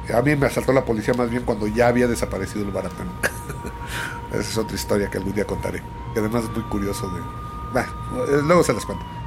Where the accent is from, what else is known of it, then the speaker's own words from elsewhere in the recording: Nezahualcóyotl, State of Mexico, Mexico; después mis padres se mudaron a Ciudad Nesa